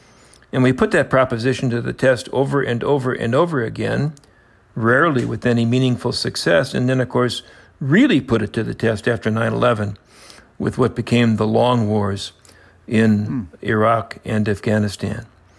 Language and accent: English; Indiana, United States; moved away as an adult; also born or lived in Germany; When I was a kid growing up in Indiana, this would be the 1950s